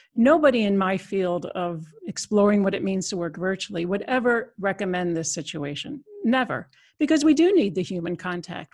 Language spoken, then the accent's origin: English; United States; moved away as an adult; now in Netherlands; I'm an American citizen, but I've been in Europe almost, uh, twenty-five years, so came over on a European project